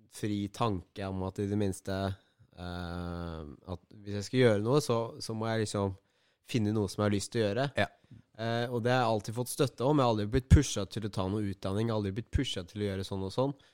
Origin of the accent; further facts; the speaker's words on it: Tønsberg, Vestfold, Norway; born there; also born or lived in Larvik; Jeg ble født i Tønsberg. Mm. Ja, Da ble det plutselig komplisert. Jeg, bodde i Tønsberg og Larvik-området i en sånn én til tre år.